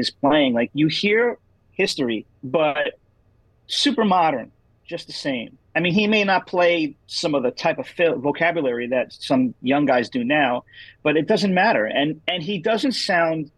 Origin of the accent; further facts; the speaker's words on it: New York, United States; being a New Yorker